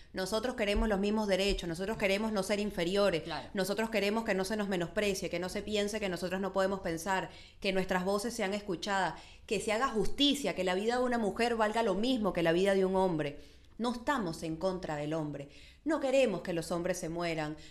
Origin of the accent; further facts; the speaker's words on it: Venezuela; soy venezolana